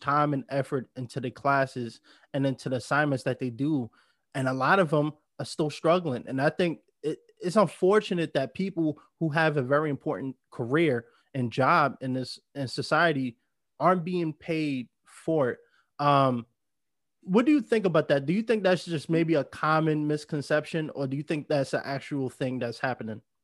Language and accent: English; New York, United States; moved away as an adult; now in Los Angeles, United States; I grew up in New York. I, I mean, I lived there my whole life